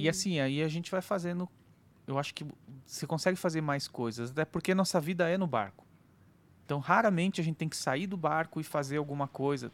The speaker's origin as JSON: {"language": "Portuguese", "country": "Brazil", "said": "a gente é brasileiro"}